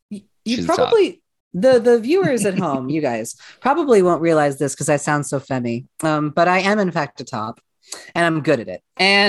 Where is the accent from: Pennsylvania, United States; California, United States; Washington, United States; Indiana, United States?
Washington, United States; Seattle; now in Columbia, United States; I'm originally from Seattle, Washington. And then I moved to Columbia, Missouri way back in 2018.